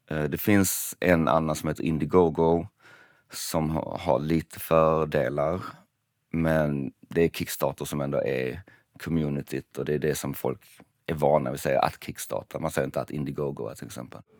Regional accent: Malmö, Skåne, Sweden; För att jag är från Malmö och det låter apart konstigt att säga.

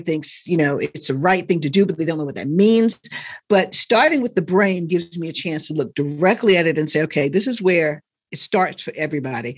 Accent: North Carolina, United States; I grew up in North Carolina. I wasn't born there, but I grew up in North Carolina

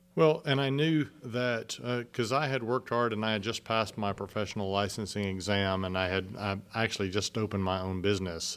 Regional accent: San Antonio, Texas, United States; moved away as an adult; also born or lived in Central China; I came from San Antonio

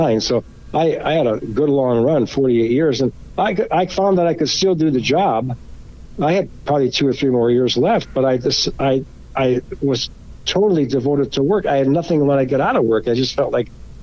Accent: Chicago, Illinois, United States; moved away as an adult; now in Arizona, United States; I was born in Pilsen, raised in Pilsen.

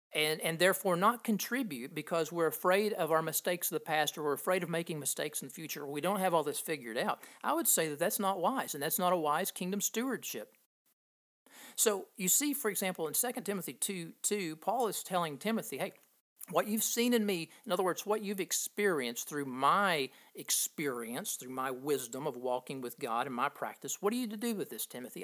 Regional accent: Appalachia in southeastern Kentucky, United States; growing up in Appalachia in southeastern Kentucky

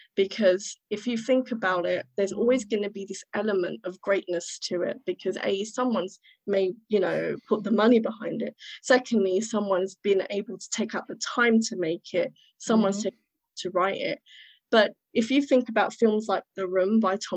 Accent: United Kingdom; born and raised in Britain

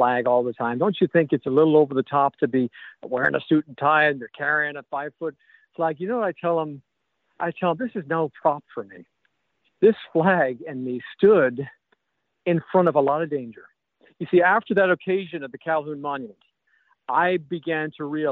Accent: Ireland; also born or lived in Missouri; now in South Carolina, United States; growing up in Ireland and all the struggles

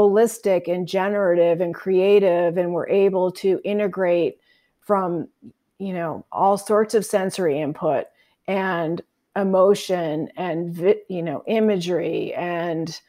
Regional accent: Massachusetts, United States; moved away as an adult; now in Idaho, United States; I live in Idaho now, but I grew up in Massachusetts

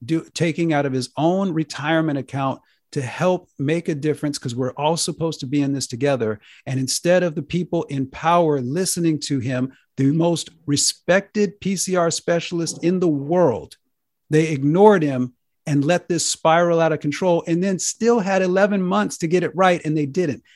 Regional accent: United States; I'm an American. I'm proud of my country.

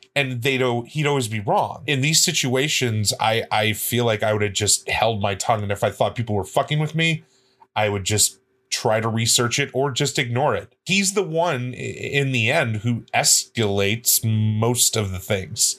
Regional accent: Midwest, United States; I grew up in the Midwest

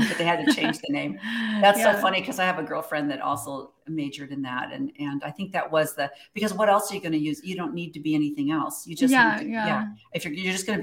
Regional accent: Midwest, United States; I'm from the Midwest as well

